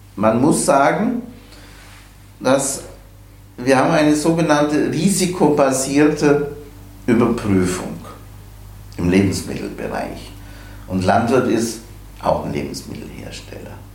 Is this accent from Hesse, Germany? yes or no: no; the Bavarian mountains, Germany; now in Kiel, Germany; Ich stamme aus den Bayerischen Bergen. Ich sage immer, mein Leben begann bei etwas über 1000 Höhenmetern